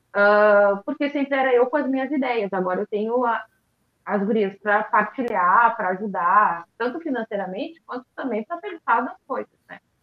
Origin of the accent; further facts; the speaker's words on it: Porto Alegre, Rio Grande do Sul, Brazil; que somos de Porto Alegre